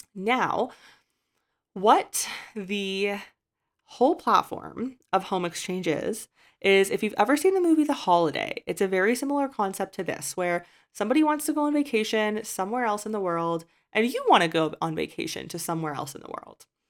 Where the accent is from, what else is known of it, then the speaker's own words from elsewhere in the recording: Canada; moved away as an adult; I've left my home country of Canada's residency